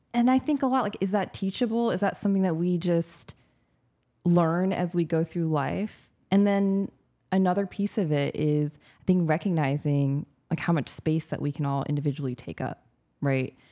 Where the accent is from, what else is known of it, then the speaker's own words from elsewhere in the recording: California, United States; moved away as an adult; also born or lived in United Kingdom / Detroit; now in Louisiana, United States; I grew up in California